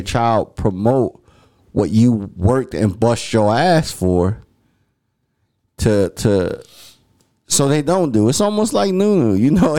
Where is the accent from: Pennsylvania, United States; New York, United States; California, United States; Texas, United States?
Pennsylvania, United States; Philadelphia; growing up in Philly